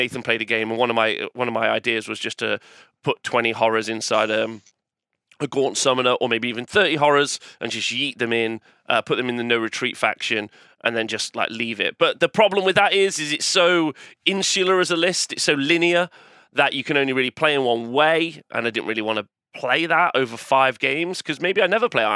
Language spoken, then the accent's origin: English; England, United Kingdom; I'm an English fella going over to the American scene